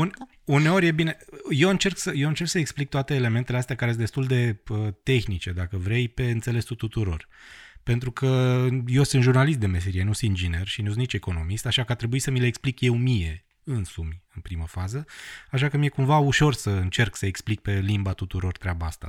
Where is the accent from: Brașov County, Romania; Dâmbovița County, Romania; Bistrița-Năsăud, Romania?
Bistrița-Năsăud, Romania; Bistrița; moved away; Am lucrat la radio, la Bistrița, la mine, în orașul natal, timp de o vară